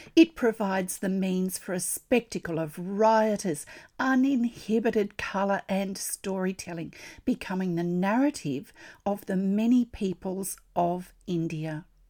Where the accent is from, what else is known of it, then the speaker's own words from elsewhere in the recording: Australia; I'm an Australian textile artist